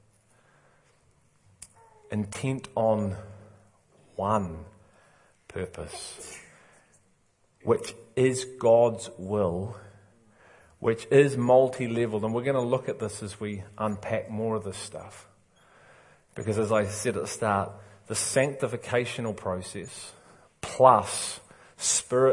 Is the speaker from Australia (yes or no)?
no; England, United Kingdom; I'm English